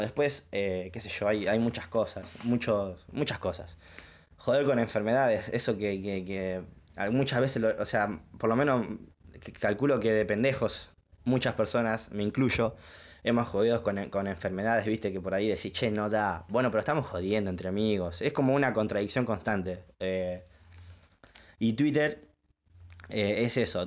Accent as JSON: {"language": "Spanish", "town": "Junín", "region": "Buenos Aires Province", "country": "Argentina", "tie": "born or raised there", "said": "Soy oriundo de Junín, vivo en Junín"}